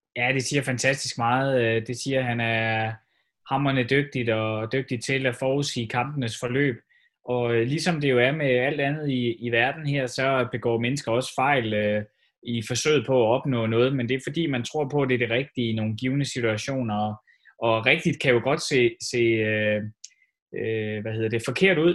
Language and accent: Danish; Denmark